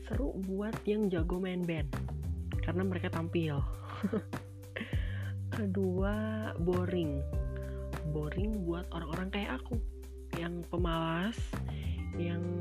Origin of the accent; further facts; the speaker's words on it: West Java, Indonesia; misalnya kayak aku orang Sunda